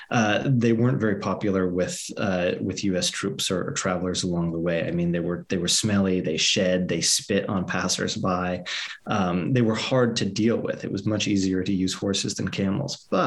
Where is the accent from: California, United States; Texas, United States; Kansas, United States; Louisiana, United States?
California, United States; because I'm Californian myself.